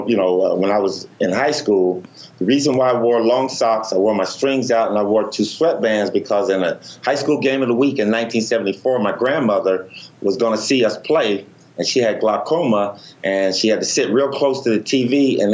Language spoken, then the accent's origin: English; Los Angeles, California, United States; growing up in Los Angeles